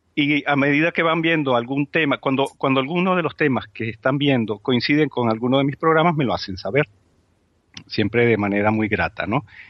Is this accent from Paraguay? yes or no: no; Spain; como españoles